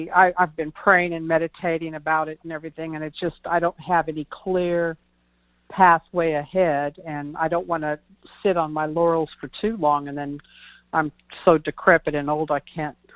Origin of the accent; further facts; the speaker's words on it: Missouri City, Texas, United States; Okay, I'm from the Houston area.